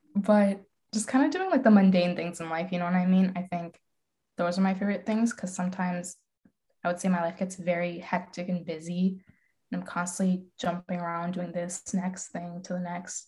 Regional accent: Calgary, Alberta, Canada; now in Michigan, United States; moving from my hometown to Michigan

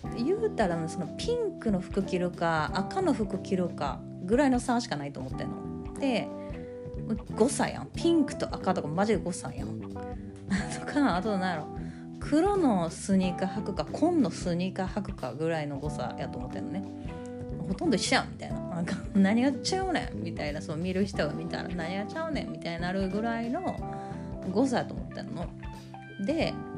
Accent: Kansai, Japan; accent: Kansai dialect

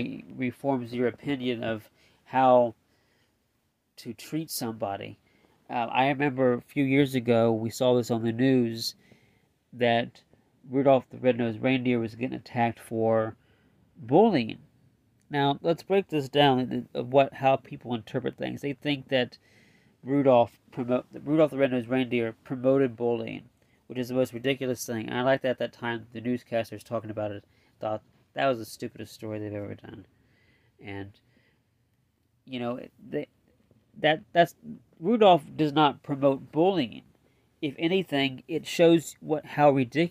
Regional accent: Indiana, United States; I'm from Indiana

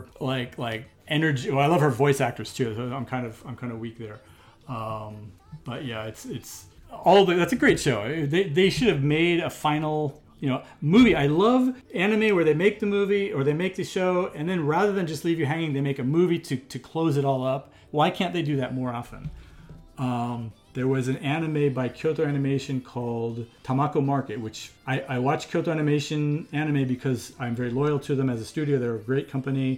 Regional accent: San Diego, California, United States; now in Japan; my hometown of San Diego

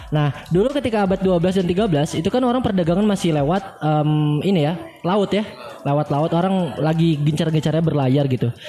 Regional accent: Kalimantan, Indonesia; ketika kita menyesuaikan diri dengan iklim di Bandung. Saya orang Kalimantan kan. Saya flu dulu itu.

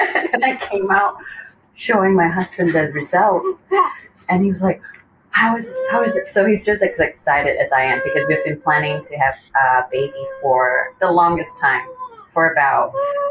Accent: Malaysia; moved away as an adult; now in Kanagawa, Japan; I'm born and raised in Malaysia. Currently, I'm living in Japan with my husband, who's Japanese.

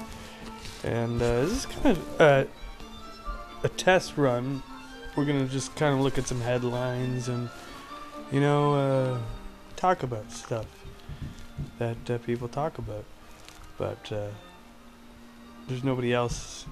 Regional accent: Ontario, Canada; I come from Ontario

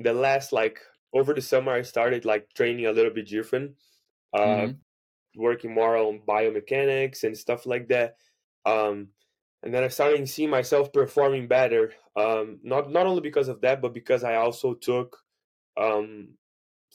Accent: Brazil; first language Portuguese; English is a second language; now in United States; I'm from Brazil, I speak Portuguese

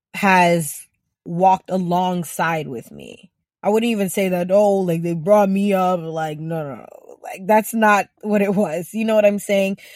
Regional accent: Ghana; growing up in Ghana

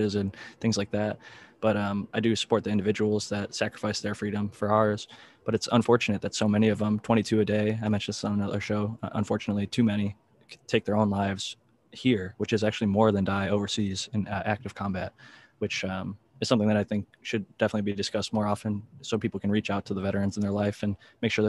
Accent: Midwest, United States; I grew up in the Midwest.

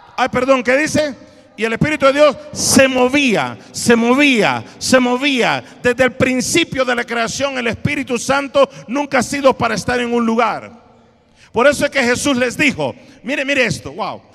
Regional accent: Honduras; yo de Italia, ah no, perdón, de Honduras

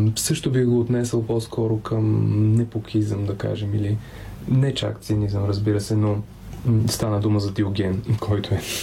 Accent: Pazardzhik, Pazardzhik Province, Bulgaria; also born or lived in Simeonovets, western Rhodopes; Аз съм роден в Пазарджик, но първите си години, да не кажа почти до учи, докато не тръгнах на училище, съм прекарал на село, което е едно малко село между Септември и Велинград в западните Родопи, казва се Симеоновец.

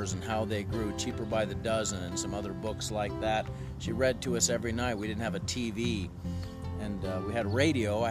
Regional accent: Port Orford, Oregon, United States; also born or lived in Missouri; For me, it's Port Orford and Cape Blanco on the southern Oregon coast. I wasn't born there. I was born in Missouri, but my growing up formative years were there

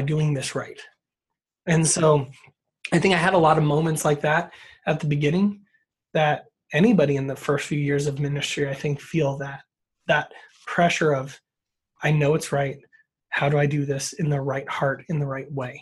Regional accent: Sparks, Nevada, United States; also born or lived in Biola University, California; I'm in a smaller suburb of Reno, but most people don't know where Sparks is. So I've been here my whole life.

